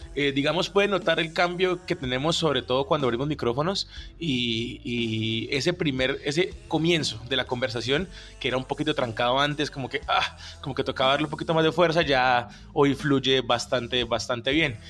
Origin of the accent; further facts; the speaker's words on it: Cúcuta, Norte de Santander, Colombia; now in Bogotá, Colombia; Yo soy de Cúcuta